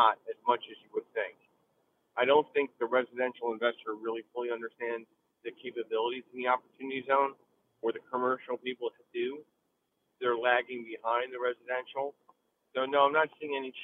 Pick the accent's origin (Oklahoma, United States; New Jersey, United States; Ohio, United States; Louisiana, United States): New Jersey, United States; also born or lived in Allentown, Pennsylvania; now in Philadelphia, United States; I came to Philadelphia from Allentown, Pennsylvania, originally from North Jersey.